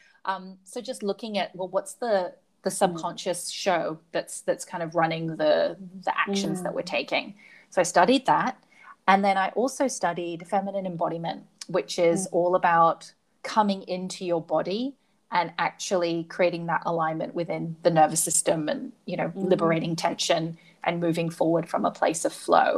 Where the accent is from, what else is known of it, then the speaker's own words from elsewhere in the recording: Hong Kong; And I grew up in Hong Kong, so it's tall, shiny buildings and real estate